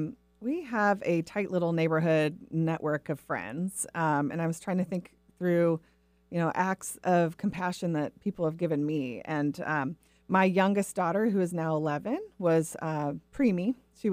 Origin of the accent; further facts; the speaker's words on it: Portland, Oregon, United States; I grew up in the Northwest, originally in the Portland area. So even though I crave sunshine, I still have web feet.